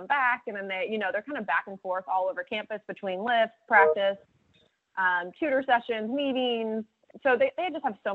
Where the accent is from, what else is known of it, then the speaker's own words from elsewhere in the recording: Dallas, Texas, United States; moved away as an adult; also born or lived in Auburn, Alabama / Bloomington, Indiana; I grew up in Dallas